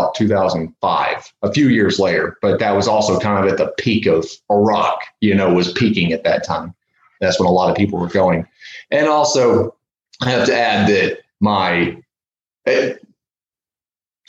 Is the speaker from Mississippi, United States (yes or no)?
yes; Mississippi, United States; moved away as an adult; now in Portland, United States; when I was in Mississippi, and a lot of people knew who I was there, especially in my hometown